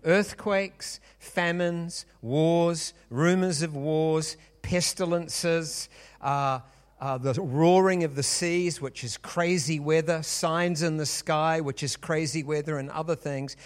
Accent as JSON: {"language": "English", "country": "New Zealand", "said": "we are from New Zealand"}